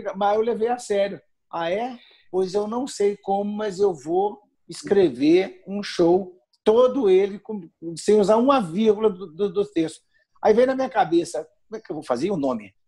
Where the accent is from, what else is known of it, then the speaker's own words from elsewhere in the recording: Minas Gerais, Brazil; accent: mineiro; O mineiro, o mineiro ele se destaca com o sotaque. A gente tem mania de compactar as palavras